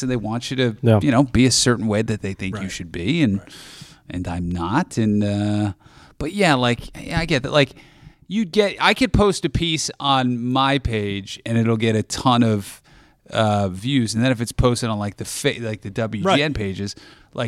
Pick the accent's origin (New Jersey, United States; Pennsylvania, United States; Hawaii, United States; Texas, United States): New Jersey, United States; moved away; I grew up in New Jersey, which is like you've seen Jersey Shore